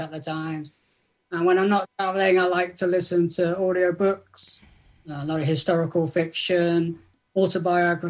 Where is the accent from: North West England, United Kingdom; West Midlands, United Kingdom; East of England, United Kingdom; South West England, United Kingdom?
South West England, United Kingdom; I'm from Southwest England